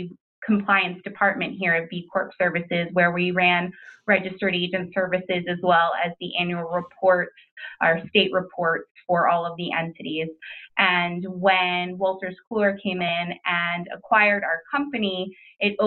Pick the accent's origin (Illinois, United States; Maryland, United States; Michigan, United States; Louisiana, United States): Maryland, United States; moved away as an adult; now in New York, United States; I'm originally from Maryland